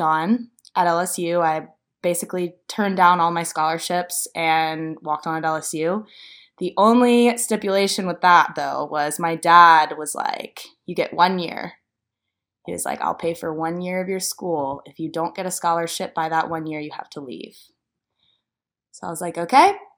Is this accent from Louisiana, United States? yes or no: yes; Louisiana, United States; moved away as an adult; now in Nashville, United States; I'm from Louisiana